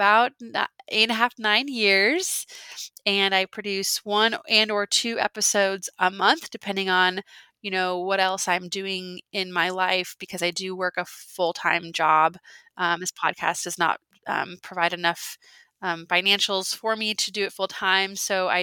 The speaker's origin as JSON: {"language": "English", "region": "Alaska", "country": "United States", "tie": "born or raised there", "said": "I was born and raised in Alaska, and I'm sitting here in my little home, my little ranch style home in Anchorage, Alaska right now"}